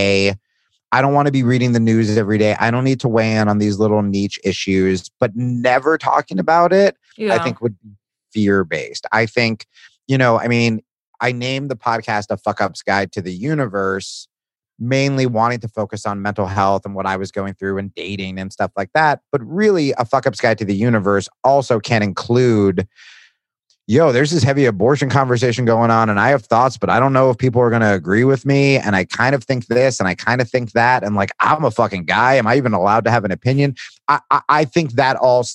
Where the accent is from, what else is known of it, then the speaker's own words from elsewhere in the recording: Hawaii, United States; as a Hawaiian